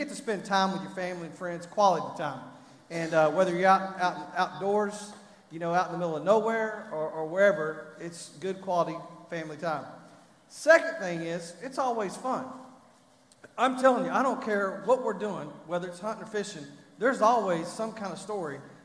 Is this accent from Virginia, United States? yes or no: no; Texas, United States; I'm from Texas